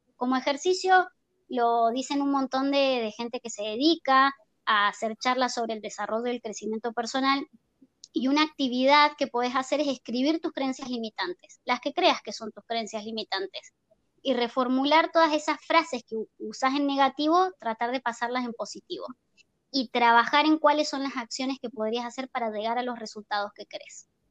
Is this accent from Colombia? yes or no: no; Argentina; moved away; also born or lived in Chile; yo soy argentina